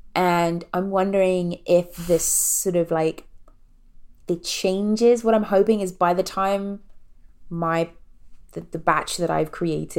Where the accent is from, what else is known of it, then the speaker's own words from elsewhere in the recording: England, United Kingdom; I have a low tolerance for dancing because I was raised in England.